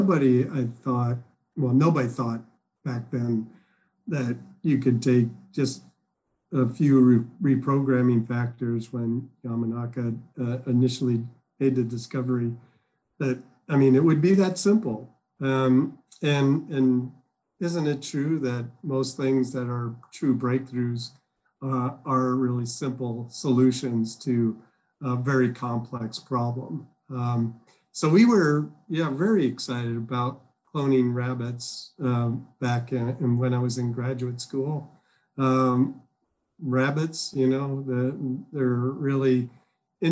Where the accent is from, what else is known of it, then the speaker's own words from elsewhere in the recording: Midwest, United States; moved away as an adult; also born or lived in Illinois / Massachusetts; now in Georgia, United States; I grew up in the Midwest